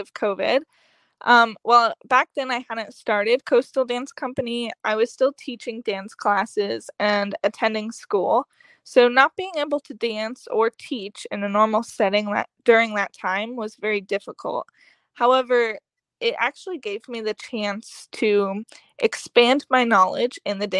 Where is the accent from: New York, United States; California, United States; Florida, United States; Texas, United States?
Florida, United States; Fort Myers; also born or lived in Cape Coral, Florida; I was born in Cape Coral, and then after a few years, moved to Fort Myers. So lived down here my whole life